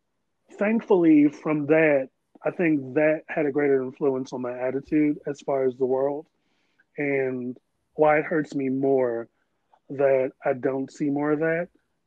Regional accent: Maryland, United States; So, I'm from Maryland and I still came back.

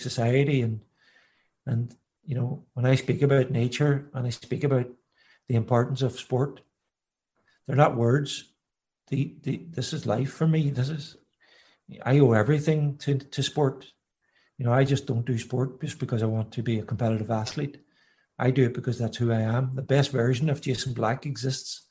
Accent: County Donegal, Ireland; growing up in Donegal in the middle of the countryside, you know, as a young boy

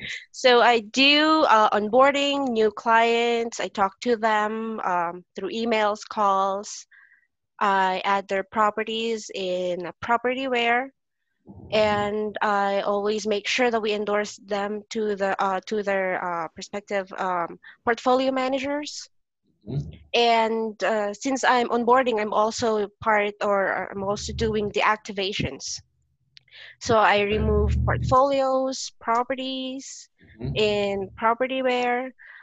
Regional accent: Philippines; first language Filipino; English is a second language; besides our own language. Yep. Filipino.

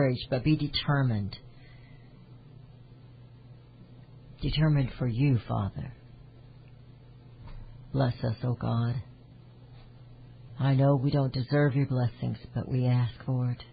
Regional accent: Kansas City, United States; I was born in Kansas City, and I am a Kansas City Chiefs fan

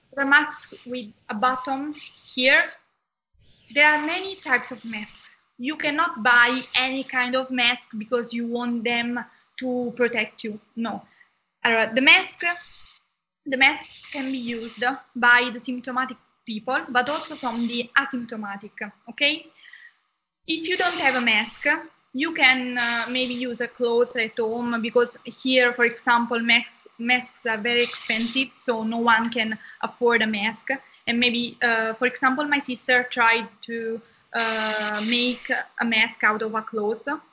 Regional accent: Southern Italy, Italy; I am from Italy. I come from the south of Italy

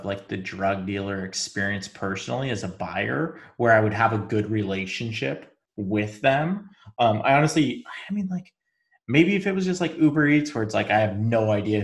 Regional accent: Spokane, Washington, United States; I grew up in Spokane, Washington

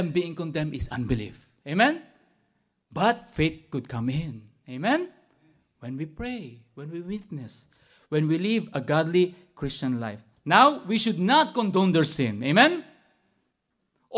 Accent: Philippines; moved away; growing up in the Bible school, when I attended there in the Philippines

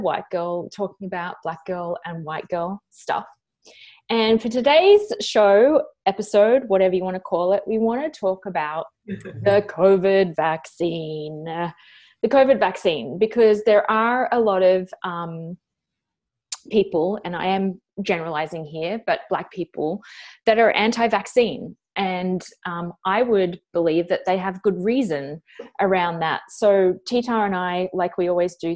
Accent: Australia; an Australian woman

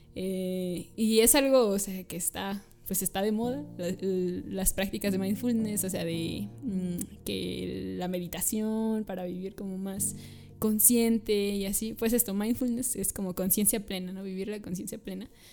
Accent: San Luis Potosí, Mexico; soy de aquí de San Luis Potosí

